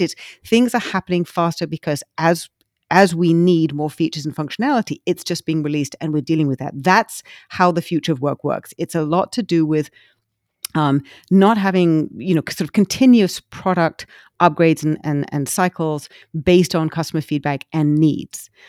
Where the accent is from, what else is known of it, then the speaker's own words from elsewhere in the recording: England, United Kingdom; now in United States; when I was growing up in England